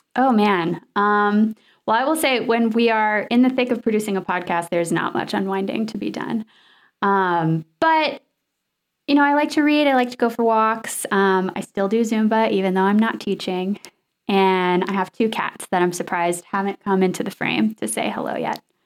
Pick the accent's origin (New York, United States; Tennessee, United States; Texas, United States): Tennessee, United States; Nashville; where I grew up in Nashville